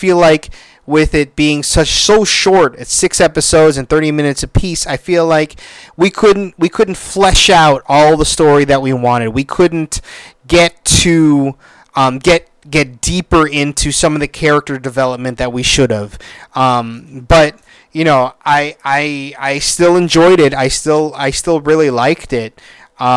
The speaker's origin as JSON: {"language": "English", "country": "Philippines", "said": "I am Filipino"}